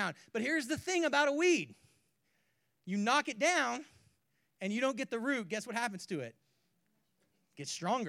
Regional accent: California, United States; moved away; also born or lived in Spokane; I grew up in California

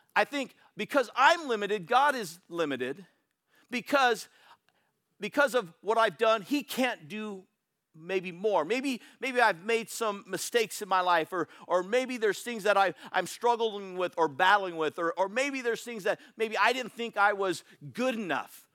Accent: Bay Area, California, United States; I'm from the Bay Area

